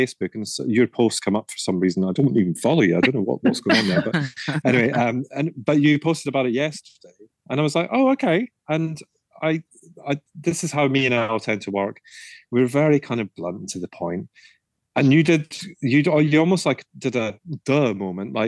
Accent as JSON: {"language": "English", "region": "Scotland", "country": "United Kingdom", "moved": "yes", "said": "I'm originally from Scotland."}